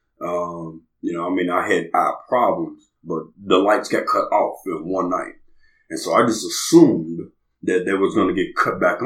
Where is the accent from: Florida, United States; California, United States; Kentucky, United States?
Kentucky, United States; Lexington; moved away as an adult; now in Newburgh, Indiana, United States; I'm from Lexington, Kentucky, born and raised, but then I'm here by way of Newburgh, Indiana